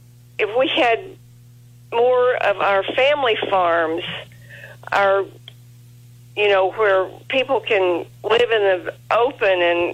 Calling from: El Dorado Springs, Missouri, United States; El Dorado Springs, Missouri.

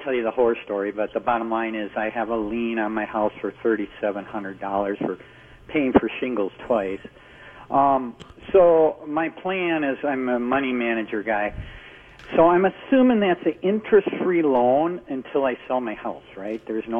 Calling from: Lester Prairie, Minnesota, United States; Lester Prairie, Minnesota.

